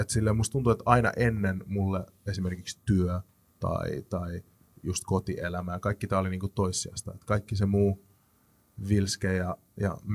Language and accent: Finnish; Finland; Mä oon syntynyt Suomessa, mm. mutta mun molemmat vanhemmat on etiopialaisia. Mm. Molemmat kulttuurit on mulle niin kuin oma kulttuuri.